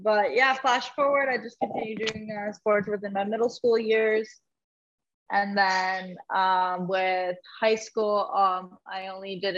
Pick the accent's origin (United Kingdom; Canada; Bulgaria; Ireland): Canada; St. Catharines, Ontario; born and raised in St. Catharines, Ontario. I've never been anywhere else.